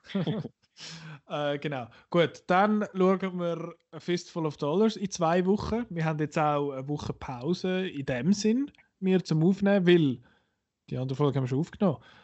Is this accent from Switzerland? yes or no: yes; Switzerland; für uns als Schweizer